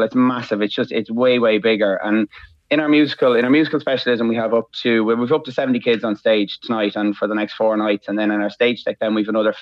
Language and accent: English; Trim, Leinster, Ireland; now in Maynooth, Ireland; I'm from Trim originally, but I live in Maynooth.